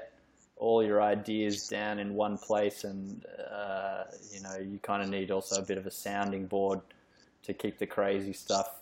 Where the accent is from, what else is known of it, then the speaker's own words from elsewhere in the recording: Australia; as an Australian